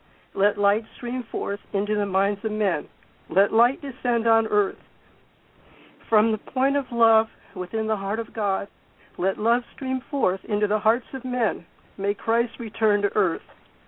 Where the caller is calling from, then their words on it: Costa Mesa, California, United States; Costa Mesa. This is